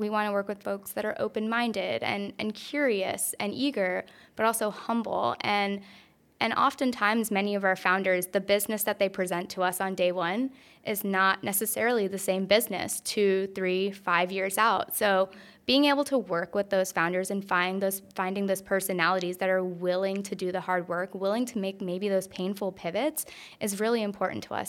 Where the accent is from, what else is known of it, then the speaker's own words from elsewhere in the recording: North Carolina, United States; I'm originally from North Carolina. I'm a very proud Tar Heel.